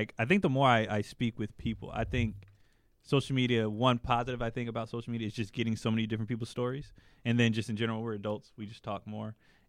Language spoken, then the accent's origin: English; Los Angeles, California, United States; when you were growing up in South Central LA in the 80s